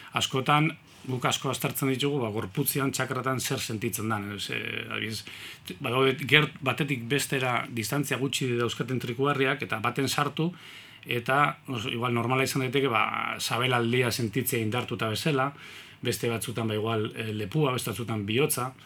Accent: Eibar, Basque Country, Spain; eibartarra naiz

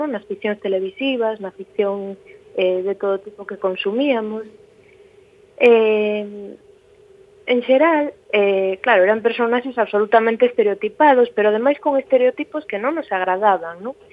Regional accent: Galicia, Spain; somos ás veces o que os demais agardan que non sexamos eh, sendo galegos, non?

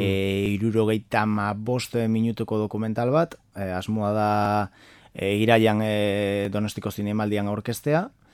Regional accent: Galicia, Spain; Basque is a second language; moved away as an adult; now in Bilbao, Spain; neu Galiziatik nator

